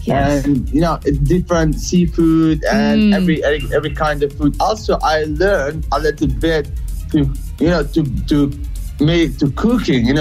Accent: Kosovo; I'm from Kosovo

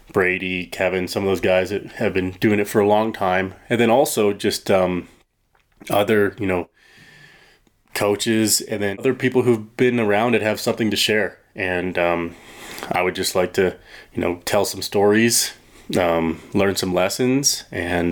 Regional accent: Chilliwack, British Columbia, Canada; I grew up in British Columbia, Chilliwack, BC

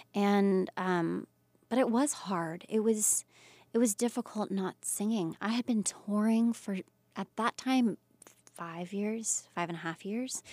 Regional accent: Pensacola, Florida, United States; moved away as an adult; I came from Pensacola, and Pensacola is not the smallest town, but it's a smaller town.

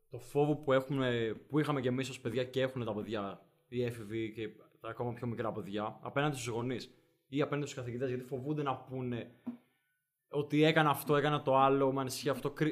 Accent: Denmark; Επειδή είμαι, είμαι από Δανία.

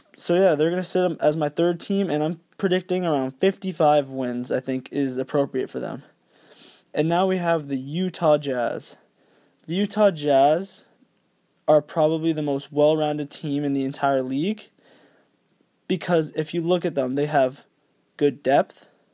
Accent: Canada; I am Canadian.

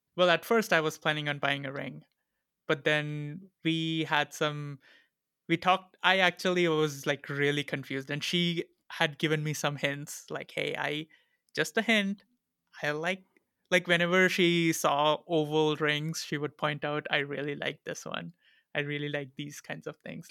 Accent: India; English is a second language; being an Indian citizen

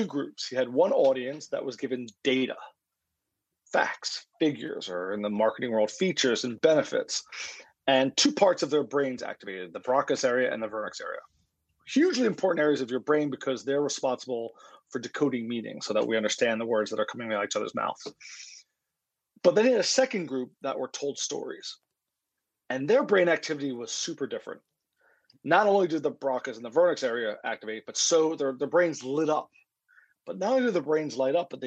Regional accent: Philadelphia, Pennsylvania, United States; I'm from Philadelphia

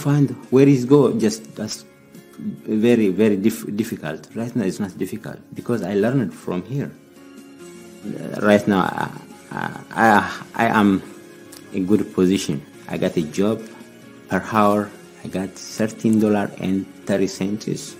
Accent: Ethiopia; English is a second language; moved away as an adult; now in United States; I am from Ethiopia. I came in the United States December 17, 2010. Before I came here, I didn't speak English.

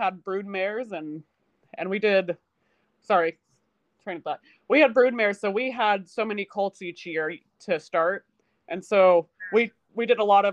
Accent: Utah, United States; born or raised there; also born or lived in Colorado

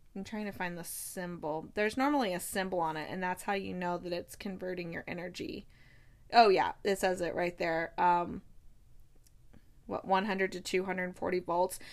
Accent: United States; moved away; an American who has lived abroad

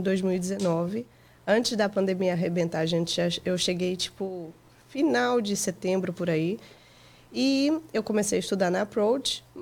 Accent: Portugal; also born or lived in Goiânia, Brazil; now in United States; Eu nasci no Brasil, é. em Goiânia, mas com três meses eu fui para Portugal

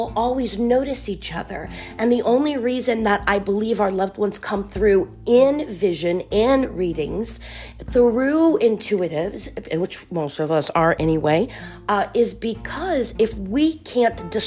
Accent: Miami, Florida, United States; Born in South Florida, Miami

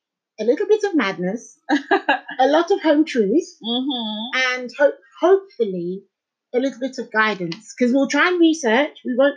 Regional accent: London, United Kingdom; I'm born and raised in North London

